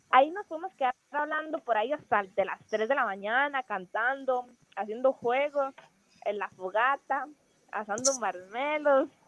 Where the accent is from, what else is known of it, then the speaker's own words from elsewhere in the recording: Grecia, Alajuela, Costa Rica; Bueno, yo soy de la provincia de Grecia, eh, Alajuela. Aquí hay volcanes.